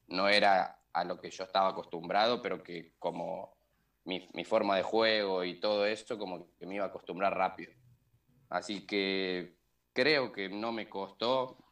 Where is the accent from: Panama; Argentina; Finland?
Argentina; Córdoba; moved away; soy de Córdoba